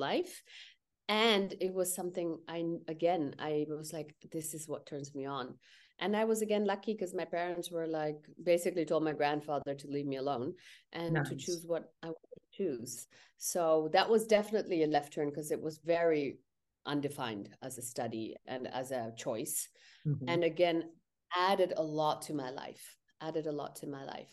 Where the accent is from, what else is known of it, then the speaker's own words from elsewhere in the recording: India; I'm Indian